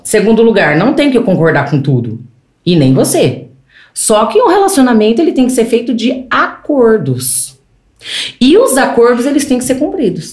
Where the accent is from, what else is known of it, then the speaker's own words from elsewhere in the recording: Greater São Paulo, Brazil; Eu fui criada na Grande São Paulo. Eu fui criada em apartamento.